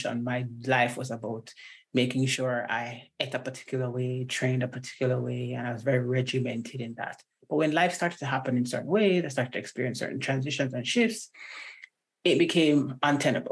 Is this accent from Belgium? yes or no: no; Jamaica; also born or lived in Washington State; now in Washington, United States; I'm Jamaican, born and bred